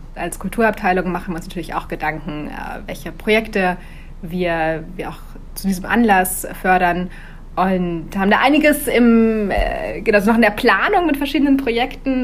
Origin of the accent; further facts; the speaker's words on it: Germany; moved away as an adult; now in Tel Aviv, Israel; als Deutsche